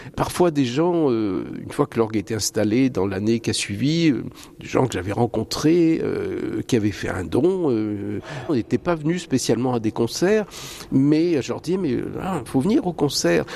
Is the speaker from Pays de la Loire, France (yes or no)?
yes; Nantes, Pays de la Loire, France; moved away as an adult; also born or lived in Lille / Paris; now in Vouvant, France; Je suis nantais d'origine.